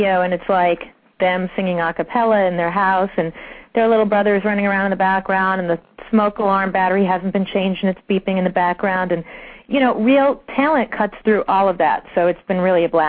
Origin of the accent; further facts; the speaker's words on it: Long Island, New York, United States; also born or lived in Brooklyn; Well, born in Brooklyn, raised in Long Island.